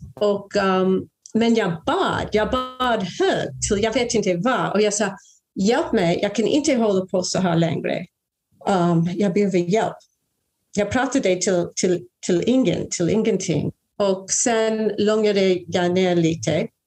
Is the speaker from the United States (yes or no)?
yes; a small suburb in New Jersey, United States; Swedish is a second language; also born or lived in Brooklyn, New York / New York; Jag är ju amerikanska. Uh, jag föddes i Brooklyn i New York 1962. Men jag växte upp i en liten förort i New Jersey